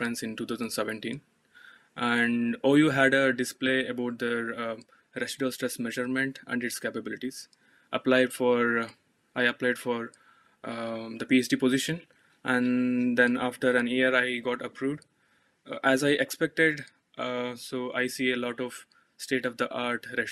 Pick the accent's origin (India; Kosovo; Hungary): India; Bangalore, Karnataka; moved away as an adult; now in Milton Keynes, United Kingdom; I am from India, Bangalore